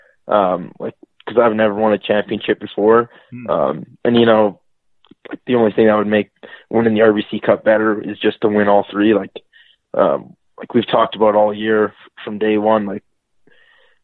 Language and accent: English; Red Deer, Alberta, Canada; Red Deer, Alberta.